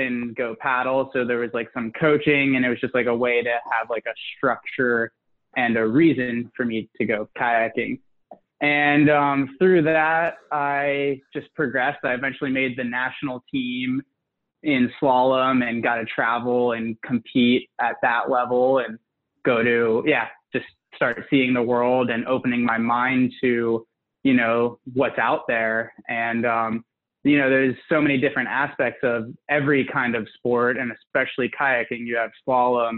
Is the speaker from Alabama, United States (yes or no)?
no; Atlanta, Georgia, United States; now in Pacific Northwest, United States; I grew up in just outside of Atlanta, Georgia, in the suburbs